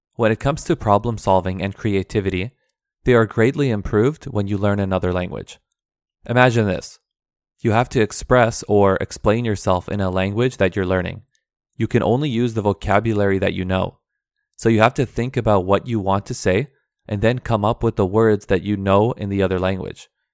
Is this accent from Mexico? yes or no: no; Vancouver, British Columbia, Canada; first language Aramaic; English is a second language; also born or lived in Turkey; I was born in Turkey, but my family came to Canada when I was two years old.